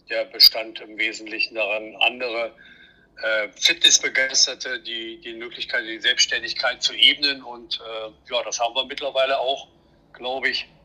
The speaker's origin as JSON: {"language": "German", "region": "Thuringia", "country": "Germany", "tie": "born there", "said": "bin gebürtig aus der Nähe von Erfurt im schönen Thüringen"}